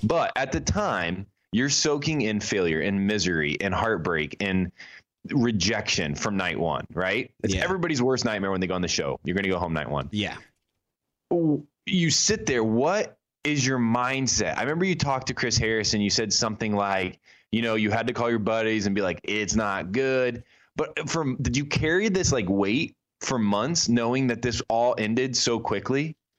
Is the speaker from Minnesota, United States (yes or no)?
no; Indiana, United States; I'm from Indiana